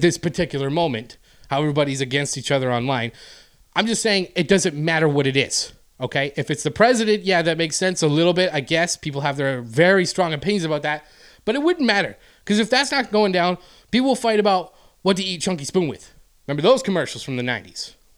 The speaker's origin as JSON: {"language": "English", "country": "Canada", "moved": "yes", "said": "I'm Canadian"}